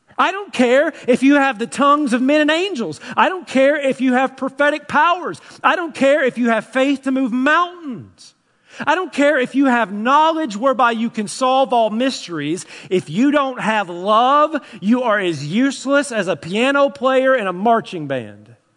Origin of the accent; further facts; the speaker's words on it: Tennessee, United States; I'm from Tennessee.